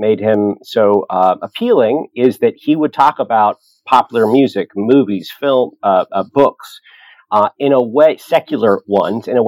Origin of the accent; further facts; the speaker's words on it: the Antelope Valley, Southern California, United States; I'm from Southern California, the Antelope Valley